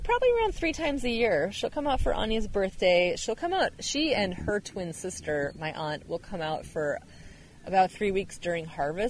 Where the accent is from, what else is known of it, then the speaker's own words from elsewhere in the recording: Minnesota, United States; also born or lived in Portland, Oregon / Ireland; now in Tigard, United States; Yep, I grew up in Minnesota.